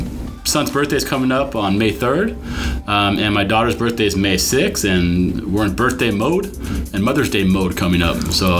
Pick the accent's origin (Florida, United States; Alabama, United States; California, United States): California, United States; Los Angeles; I grew up in the San Fernando Valley, born in 1977, about 30 years after you. I went to Granada Hills High School